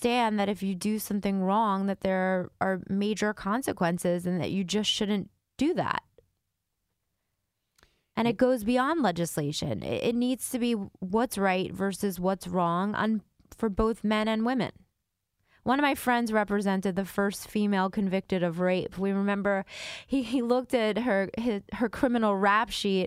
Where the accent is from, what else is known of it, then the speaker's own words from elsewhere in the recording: Rockland County, New York, United States; I'm from Rockland County